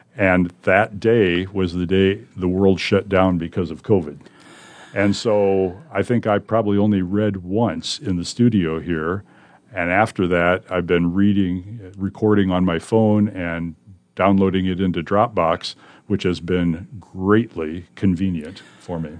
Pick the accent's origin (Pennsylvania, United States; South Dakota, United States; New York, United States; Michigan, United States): South Dakota, United States; Gayville; moved away as an adult; now in Omaha, United States; I'm from South Dakota, Yankton County, South Dakota, actually. A small farming community named Gayville. I lived on a farm there, went to grade school in Gayville, went to high school in Yankton